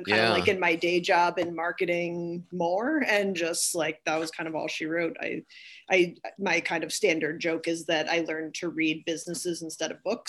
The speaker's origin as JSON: {"language": "English", "town": "East Longmeadow", "region": "Massachusetts", "country": "United States", "tie": "born or raised there", "said": "Yes, indeed. Yep, lived most of my life there, yep."}